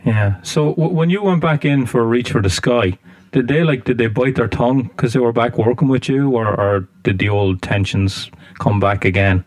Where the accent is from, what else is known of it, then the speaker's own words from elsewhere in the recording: Ireland; I'm from Ireland, so I'm not an American